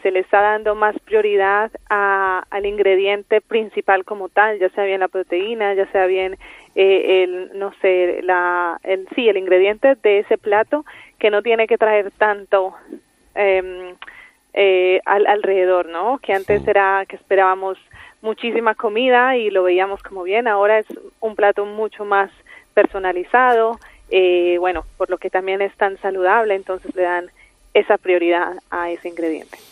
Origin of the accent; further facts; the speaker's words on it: Colombia; Yo soy colombiana.